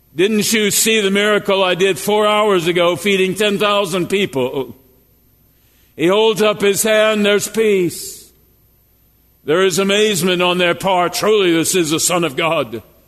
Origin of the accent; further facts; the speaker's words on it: Jasper, Minnesota, United States; I grew up in Jasper, Minnesota, a 600 population.